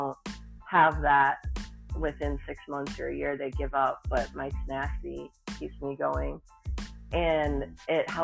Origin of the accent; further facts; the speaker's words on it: Michigan, United States; now in Tennessee, United States; I'm a transplant from Michigan living in Tennessee